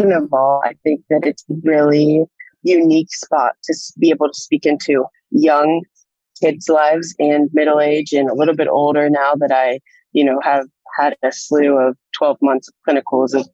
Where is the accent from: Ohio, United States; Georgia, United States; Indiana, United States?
Ohio, United States; Columbus; moved away as an adult; now in Nashville, United States; I'm from Columbus, Ohio, born and raised